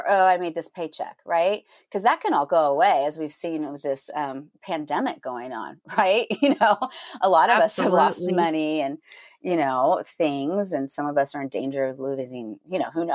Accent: Northern California, United States; moved away; also born or lived in Los Angeles, California; I grew up in Northern California. Actually, I was born in LA and raised in Northern California, right below Oregon.

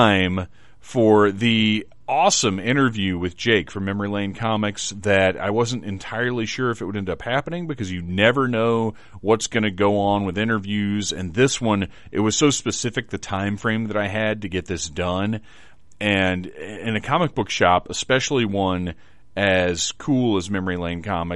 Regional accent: Wilmington, North Carolina, United States; also born or lived in Atlanta, Georgia; I grew up in Wilmington, basically, between here and Atlanta

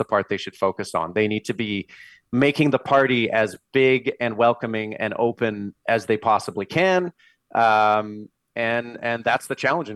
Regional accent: Vancouver, British Columbia, Canada; now in Calgary, Canada; I'm from Vancouver

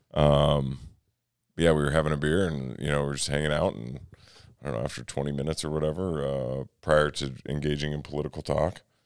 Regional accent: Minnesota, United States; I'm from Minnesota.

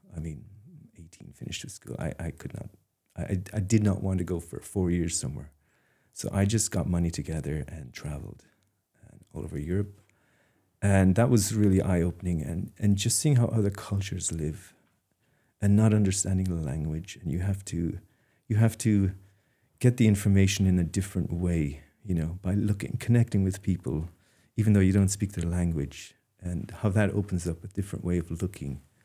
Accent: Dingle, Munster, Ireland; moved away as an adult; now in Maine, United States; I'm from Dingle

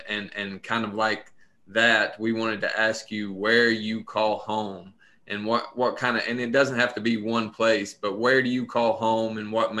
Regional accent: Pineville, Kentucky, United States; we grew up in Pineville. That's where we're originally

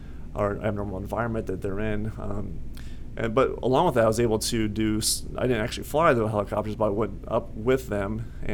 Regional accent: Iowa Falls, Iowa, United States; I grew up in Iowa Falls, north central Iowa, small town.

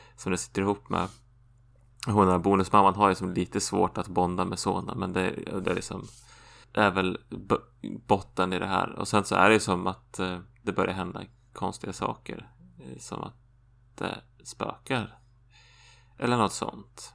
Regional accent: Sweden; jag som svensk

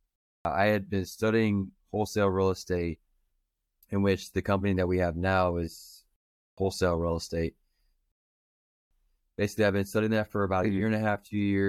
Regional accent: Manassas, Virginia, United States; moved away as an adult; now in Browntown, United States; I'm originally from Manassas, but I met my wife and she brought me out to good old Browntown, Virginia.

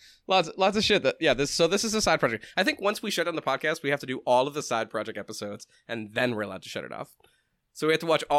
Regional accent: Boston, East Coast, United States; moved away; I'm from the East Coast. I lived in Boston.

